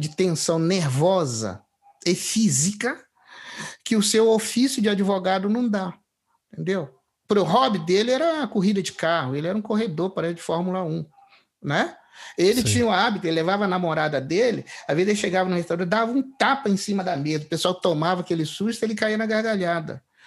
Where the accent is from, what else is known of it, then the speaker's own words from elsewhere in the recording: Três Rios, Rio de Janeiro, Brazil; eu sou é do interior do estado do Rio, de Três Rios